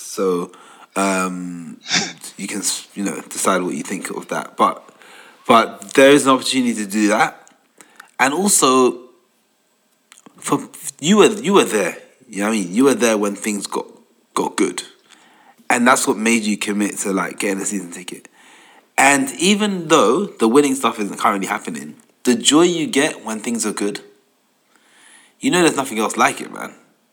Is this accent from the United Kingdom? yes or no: yes; London, United Kingdom; I grew up in Tottenham. I was across the road from the stadium.